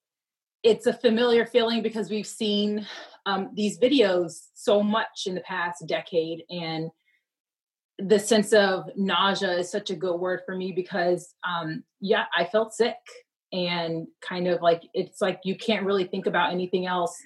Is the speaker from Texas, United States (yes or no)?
yes; Houston, Texas, United States; moved away as an adult; also born or lived in London; now in Chicago, United States; I am from Houston, Texas, born and raised